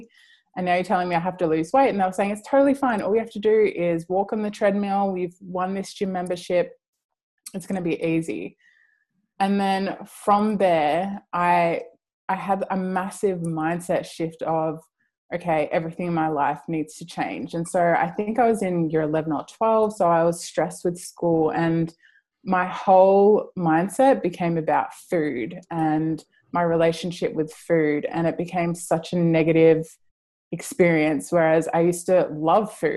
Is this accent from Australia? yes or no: yes; Mildura, Victoria, Australia; Mildura, which is a small town where I grew up